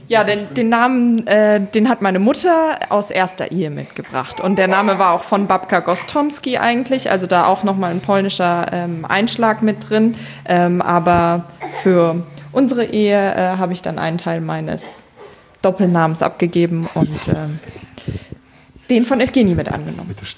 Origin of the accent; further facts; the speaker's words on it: Germany; Ich bin in Deutschland geboren.